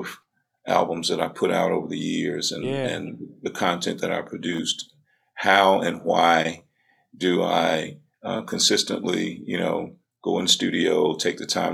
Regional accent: Birmingham, Alabama, United States; being from the South, I was born and raised in Birmingham, Alabama, in the 60s

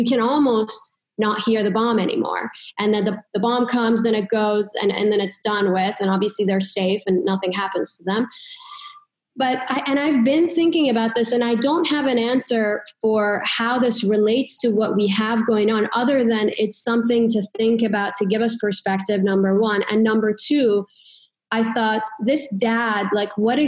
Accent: Iran; moved away; I grew up in Iran, and when I was little, there was war and there were bombs

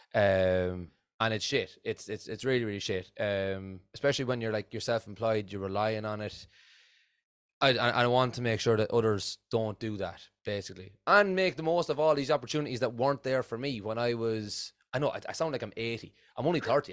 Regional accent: Offaly, Leinster, Ireland; I'm, I'm from Offaly in, in Ireland

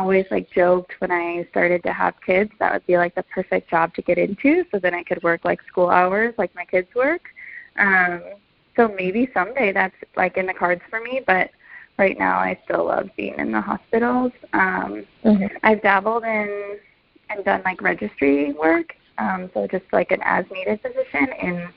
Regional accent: Rockford, Illinois, United States; moved away as an adult; now in Chicago, United States; I spent the first 3 years of my career in my hometown of Rockford

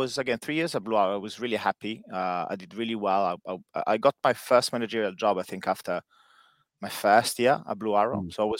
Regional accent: Modena, Emilia-Romagna, Italy; accent: Italian; English is a second language; moved away as an adult; also born or lived in London; now in Japan; As you probably can guess from my accent, you know, I'm Italian. So born and bred in a city called Modena. And, you know, it's quite famous for people that love cars. You know, we make Ferrari and Maserati. I live actually like a couple of minutes from the Maserati factory.

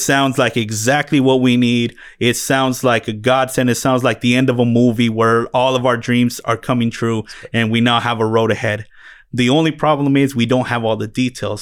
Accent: Phoenix, Arizona, United States; also born or lived in Mexico; grew up in, uh, West Valley of Phoenix, brought here from Mexico by the time I was eight months old

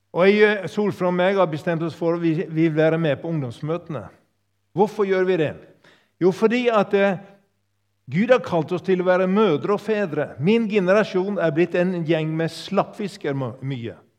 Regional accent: Sogn, Vestland, Norway; also born or lived in Yndesdal; now in Tysvær, Norway; Opprinnelig kom jeg fra Sogn

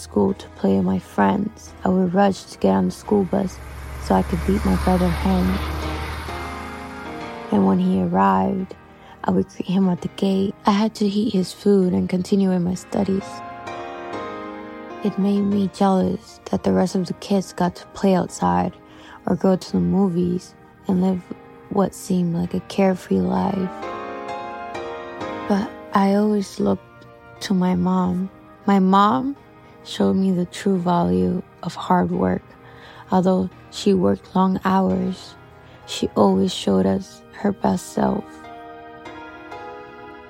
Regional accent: Honduras; English is a second language; now in Boston, United States; we still lived in Honduras

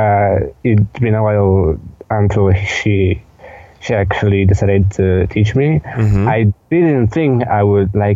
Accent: Lublin, Lublin Voivodeship, Poland; I come from Lublin, Poland

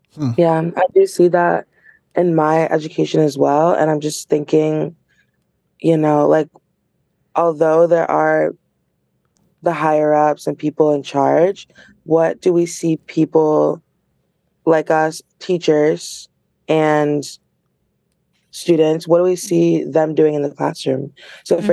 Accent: Milford, United States; I've seen all the ins and outs growing up in Milford public school system

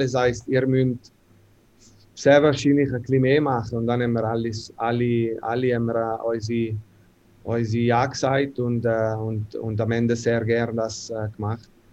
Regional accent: Ambrì, Ticino, Switzerland; German is a second language; moved away as an adult; also born or lived in North America; bei uns in Ambri

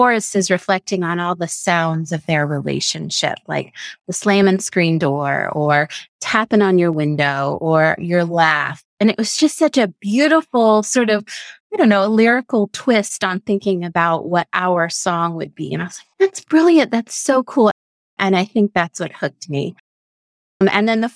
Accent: Texas, United States; I grew up in Texas

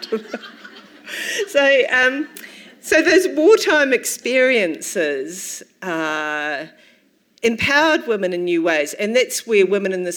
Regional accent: Dunedin, Otago, New Zealand; I'm from Dunedin

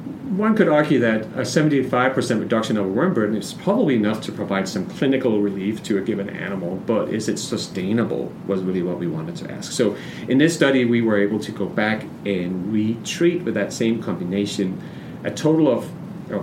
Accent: Denmark; moved away; I'm from Denmark

